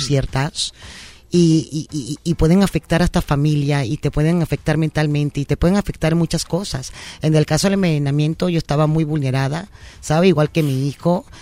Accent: Ortiz, Guárico, Venezuela; moved away as an adult; now in Mexico; mis abuelos llegaron a Venezuela en la Segunda Guerra Mundial, llegaron a trabajar la tierra y ahí nacimos nosotros en Venezuela

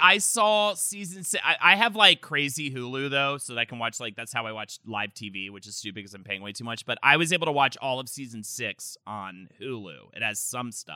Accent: North Carolina, United States; moved away; growing up in North Carolina

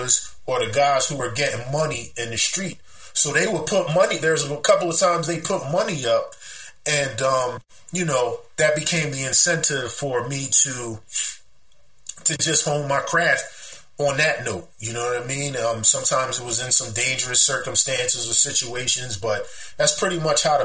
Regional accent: Philadelphia, Pennsylvania, United States; I grew up in the Cobb Creek section of West Philadelphia, born and raised

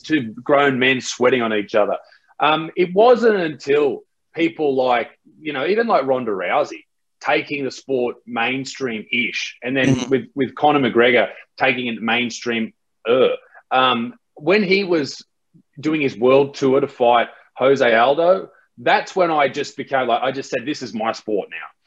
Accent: Australia; in Australia, we have different, you know, different names

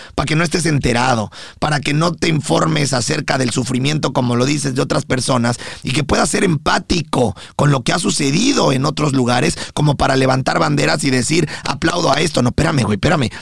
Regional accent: Mexico; now in United States; yo como mexicano

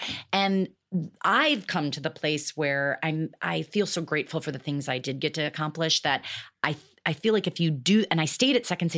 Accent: Michigan, United States; accent: Michigan; moved away as an adult; now in Los Angeles, United States; to you, like it goes up into the nose, the Michigan nose a little bit. And it was really prominent when I first came to LA.

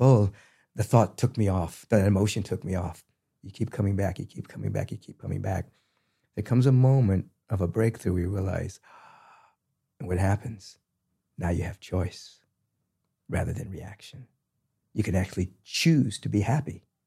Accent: Washington, District of Columbia, United States; moved away; I'm originally from Washington, D C.

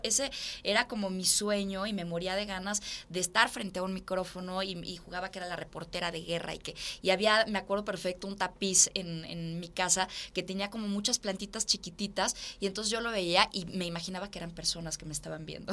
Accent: Mexico; also born or lived in Italy; yo soy mexicana

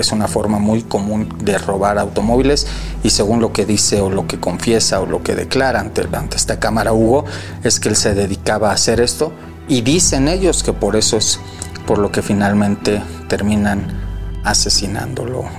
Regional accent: Mexico City, Mexico; De Ciudad de México, calle Mixteca número 309, Colonia Justo, Coyacán

